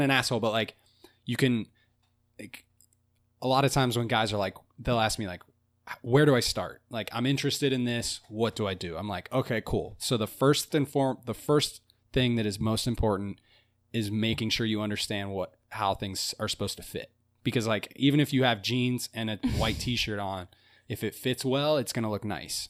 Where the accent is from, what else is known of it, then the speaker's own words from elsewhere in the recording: Cincinnati, Ohio, United States; I'm from Cincinnati and I grew up in a you know very suburban midwestern neighborhood